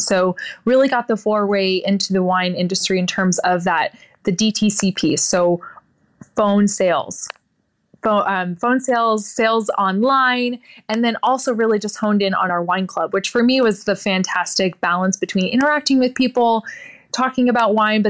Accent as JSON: {"language": "English", "region": "Oregon", "country": "United States", "tie": "born or raised there", "said": "So I'm born and raised in the Willamette Valley in Oregon."}